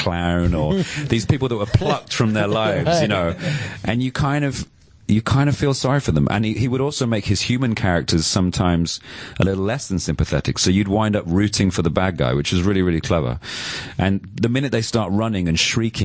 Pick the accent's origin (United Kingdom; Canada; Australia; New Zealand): United Kingdom; London; being a Londoner